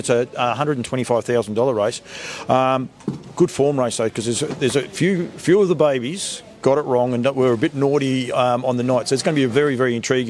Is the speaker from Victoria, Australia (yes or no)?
yes; Bendigo, Victoria, Australia; to have it here at Bendigo, my hometown